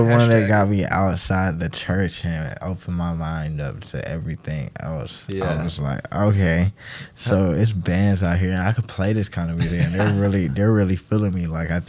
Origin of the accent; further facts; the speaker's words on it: Athens, Georgia, United States; I grew up in Athens